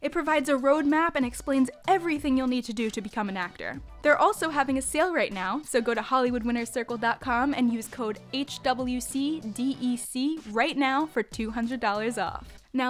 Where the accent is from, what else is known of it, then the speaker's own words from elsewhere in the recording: New York, United States; Some of you may know I'm a New Yorker